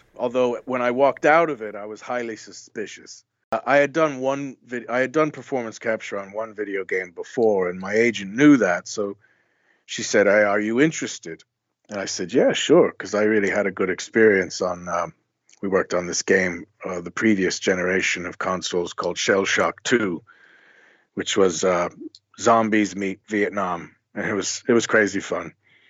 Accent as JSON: {"language": "English", "region": "west coast", "country": "Ireland", "tie": "born or raised there", "also_born_or_lived": "New Jersey, United States", "said": "we decided to go back to my mom's hometown, which is in the west coast of Ireland, a place"}